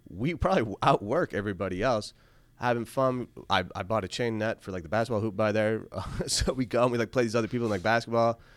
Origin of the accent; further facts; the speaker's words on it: Syracuse, New York, United States; Again, I'm originally from Syracuse. My family kill me if I ever got rid of the 315.